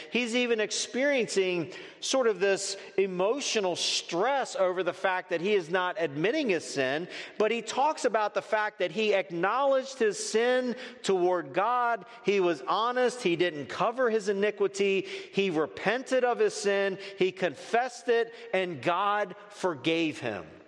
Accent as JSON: {"language": "English", "region": "Northeast", "country": "United States", "tie": "born or raised there", "moved": "yes", "said": "I grew up in the Northeast"}